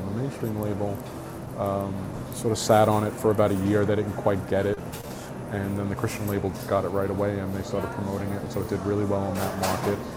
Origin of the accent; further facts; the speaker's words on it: New York City, New York, United States; we grew up in New York City